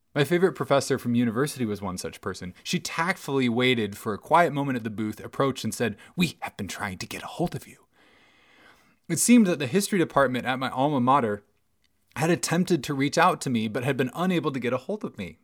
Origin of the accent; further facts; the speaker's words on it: Bellingham, Washington, United States; my hometown